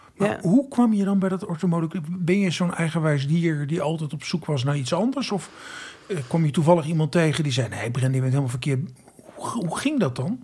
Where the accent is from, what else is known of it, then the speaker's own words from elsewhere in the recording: Friesland, Netherlands; ik kom uit Friesland, waar we ook een SIOS hadden in Hiereveen